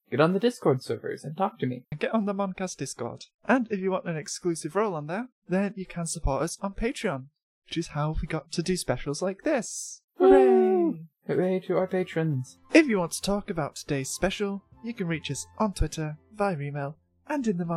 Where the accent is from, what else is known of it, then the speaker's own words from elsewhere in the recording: United States; I'm an American.